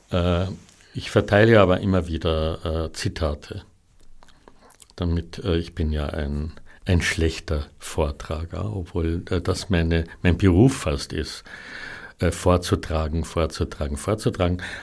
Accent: Klagenfurt, Carinthia, Austria; davor im Muselhaus in Klagenfurt, in meiner Heimatstadt.

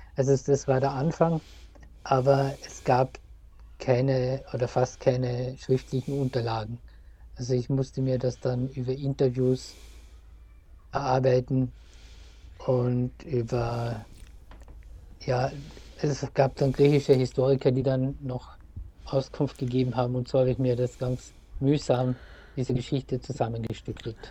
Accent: Wolfsberg, Carinthia, Austria; Wolfsberg, wo ich aufgewachsen bin, in Kärnten

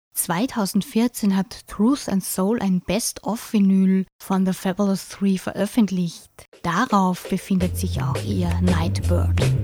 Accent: St. Pölten, Lower Austria, Austria; So wie ich an meiner Heimatstadt St. Pölten hänge

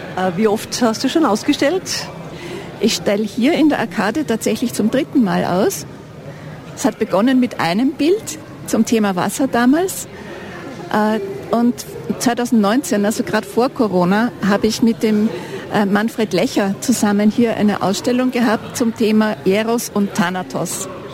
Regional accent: Vienna, Austria; moved away as an adult; also born or lived in Sweden; now in Ennstal, Austria; lebe seit 2009 hier im Enstal, bin vorher in Wien groß geworden, geboren in Schweden

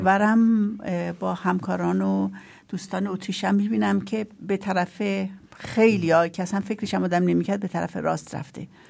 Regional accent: Iran; now in Austria; من خودم تو ایران بزرگ شدم

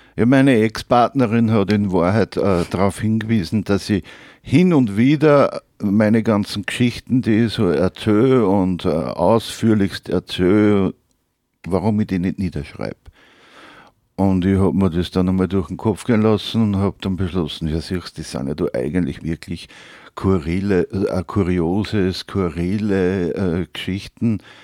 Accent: Upper Austria, Austria; accent: Upper Austrian dialect; Im oberösterreichischen Dialekt

